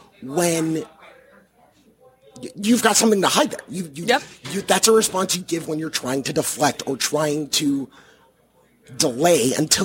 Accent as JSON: {"language": "English", "town": "Chicago", "region": "Illinois", "country": "United States", "moved": "yes", "lives_now": "Atlanta, United States", "said": "I am from the Chicago area."}